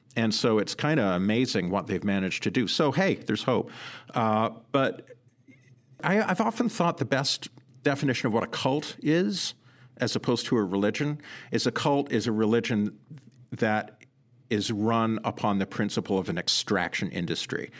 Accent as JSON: {"language": "English", "town": "Sudbury", "region": "Ontario", "country": "Canada", "tie": "born or raised there", "moved": "yes", "lives_now": "United States", "said": "I grew up in Sudbury, Ontario. It's a mining city"}